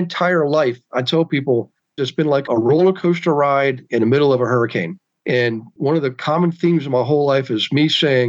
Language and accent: English; Bavaria, Germany; born there; It was in Bavaria, right on the Czechoslovakian border, in an army field clinic.